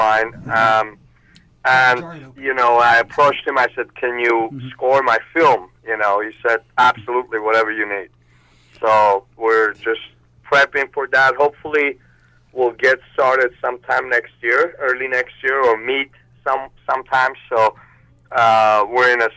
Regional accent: Armenia; also born or lived in Moscow, Russia; now in United States; I was born in Armenia. I lived there, and then I moved to Russia

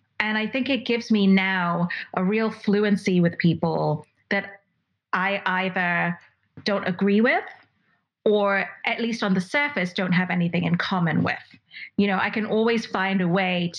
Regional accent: Dubai, United Arab Emirates; moved away as an adult; also born or lived in Mumbai, India; now in United States; And then I moved back to Dubai at the age of 3 months. And basically I stayed in Dubai from the age of 3 months until I was 18

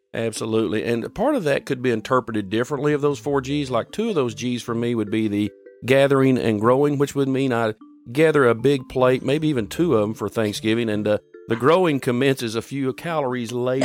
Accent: United States; I was born in America

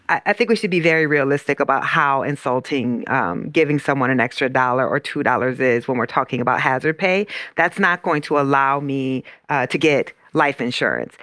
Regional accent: Iowa, United States; the plant uh, in my hometown is in Iowa

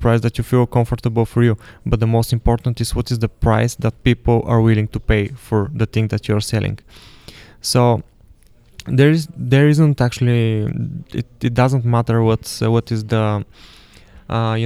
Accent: Burgas, Burgas Province, Bulgaria; moved away; I'm from Burgas, and it is an awesome place

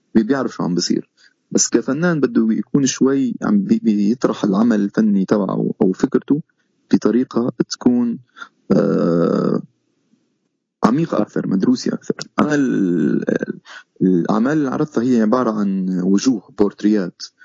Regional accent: Syria; moved away as an adult; also born or lived in Istanbul, Turkey; now in Canada; عندنا بسوريا

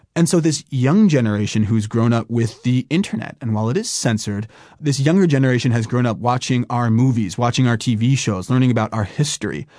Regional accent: California, United States; moved away as an adult; also born or lived in New York / China; I, I grew up in California, I went to school in New York

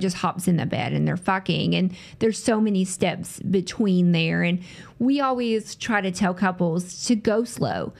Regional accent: the South, United States; accent: southern; I'm from the South, if you can't hear tell by my voice. I'm from the South. So I grew up in the same area, lived here my whole life

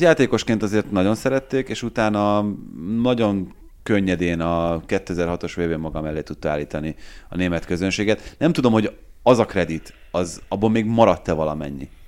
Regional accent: Hungary

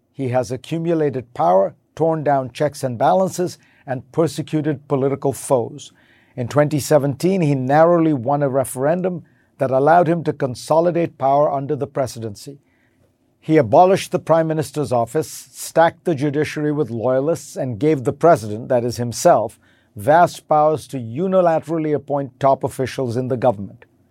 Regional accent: India; growing up in India

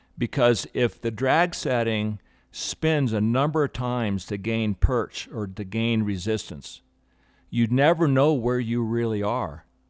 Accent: Aspen, Colorado, United States; I grew up in Aspen since 1960

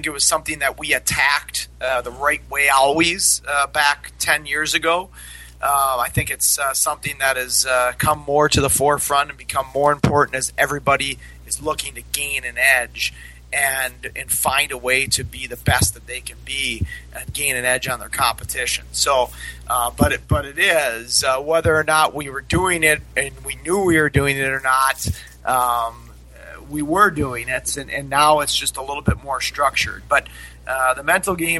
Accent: Minnesota, United States; moved away as an adult; also born or lived in Denver; now in Troy, United States; I grew up in Minnesota.

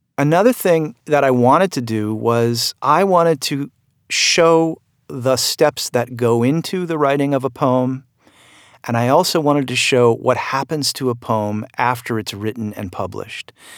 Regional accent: Vermont, United States; my home state of Vermont

